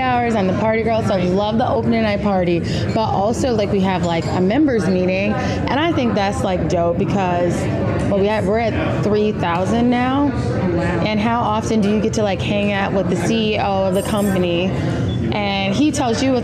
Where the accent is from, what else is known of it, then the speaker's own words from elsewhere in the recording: Indianapolis, Indiana, United States; moved away as an adult; now in Chicago, United States; I'm from Indianapolis originally